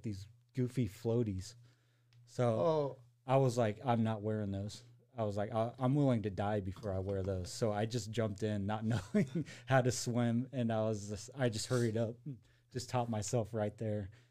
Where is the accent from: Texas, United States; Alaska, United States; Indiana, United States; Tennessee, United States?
Indiana, United States; Kokomo; also born or lived in Arkansas / Arizona / Sulphur Springs, Indiana; I moved to Kokomo when I was like 10, and then I've been there ever since. So, I mean, I pretty much say I'm from Kokomo, but I've lived a lot of different places.